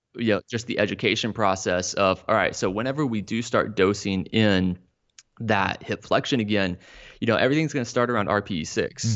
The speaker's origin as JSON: {"language": "English", "town": "Dallas", "region": "Texas", "country": "United States", "tie": "born or raised there", "also_born_or_lived": "Austin, Texas", "moved": "as an adult", "lives_now": "Florida, United States", "said": "grew up in the Dallas-Fort Worth area"}